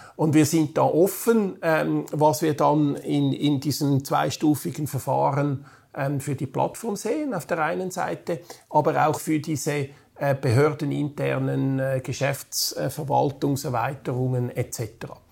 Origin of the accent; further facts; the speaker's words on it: Switzerland; bei uns in der Schweiz